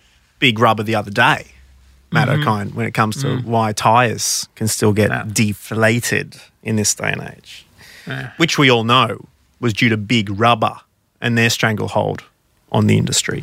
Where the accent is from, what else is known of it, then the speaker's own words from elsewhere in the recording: Australia; Growing up in Australia